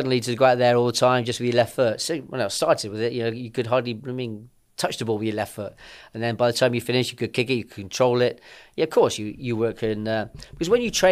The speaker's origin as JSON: {"language": "English", "town": "Bristol", "region": "South West England", "country": "United Kingdom", "tie": "born or raised there", "said": "I was born in Bristol and born into a footballing family"}